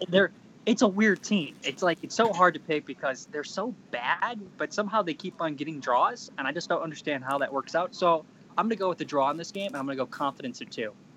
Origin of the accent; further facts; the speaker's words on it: Chicago, Illinois, United States; I'm from Chicago